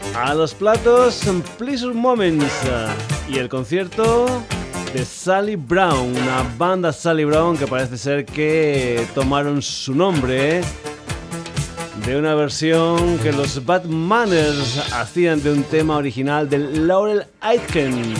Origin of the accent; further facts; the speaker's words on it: Extremadura, Spain; en mi tierra, en Extremadura